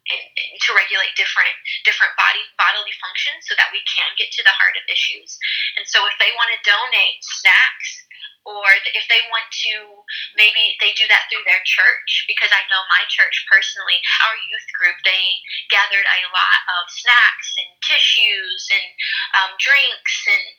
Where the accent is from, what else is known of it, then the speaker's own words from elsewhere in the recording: East St. Louis, Illinois, United States; For example, my background, like I talked about, I came from East St. Louis. I was adopted from East St. Louis